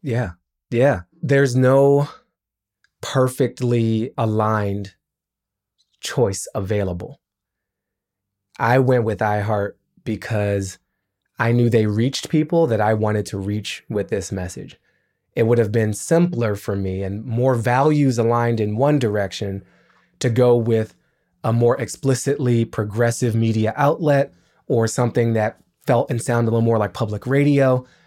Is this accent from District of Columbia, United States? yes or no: yes; Washington, District of Columbia, United States; I grew up in Washington D.C.